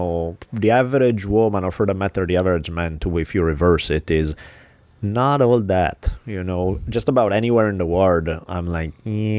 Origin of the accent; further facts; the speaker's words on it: Italy; moved away as an adult; now in Los Angeles, United States; I'm not home in Italy. I'm not home in LA.